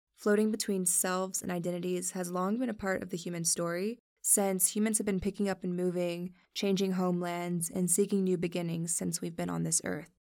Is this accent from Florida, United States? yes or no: yes; Miami, Florida, United States; also born or lived in New York City; I was born in New York City and raised in Miami, Florida